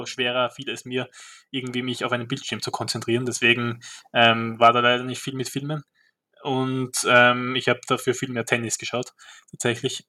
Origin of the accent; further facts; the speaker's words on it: Graz, Styria, Austria; bei uns in Graz